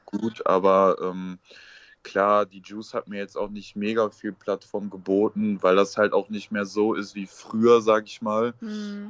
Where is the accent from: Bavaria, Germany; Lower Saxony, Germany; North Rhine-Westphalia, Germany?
North Rhine-Westphalia, Germany; Essen; Ich komme aus dem Ruhrgebiet, aus Essen.